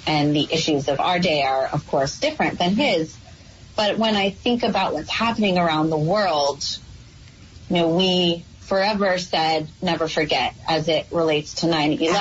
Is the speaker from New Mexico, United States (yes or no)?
yes; New Mexico, United States; now in New York, United States; I'm an outsider to New York. I come from New Mexico